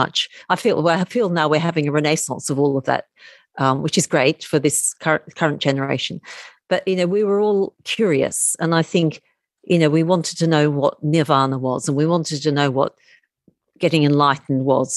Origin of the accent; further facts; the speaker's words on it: Melbourne, Victoria, Australia; accent: Australian; moved away as an adult; as you can probably hear from my accent, I'm Australian. And I spent the first 28 years of my life living in Melbourne.